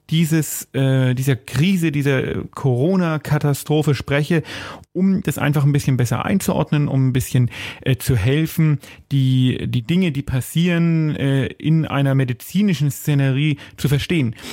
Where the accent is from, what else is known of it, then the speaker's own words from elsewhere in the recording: Bavaria, Germany; Die erste Woche des äh, aufgehobenen Lockdowns bei uns in Bayern natürlich ein bisschen milder als in anderen Bundesländern liegt hinter uns.